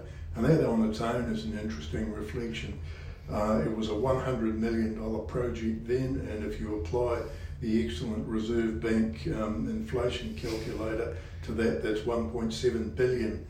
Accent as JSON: {"language": "English", "town": "Invercargill", "region": "Southland", "country": "New Zealand", "tie": "born or raised there", "moved": "as an adult", "lives_now": "Queenstown, New Zealand", "said": "Grew up in Invercargill, and interesting place to come from."}